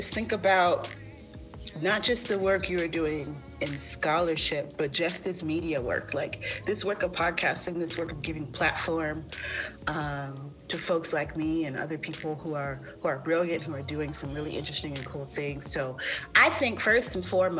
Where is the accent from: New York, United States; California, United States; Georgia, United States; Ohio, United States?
California, United States; Long Beach; I'm from Long Beach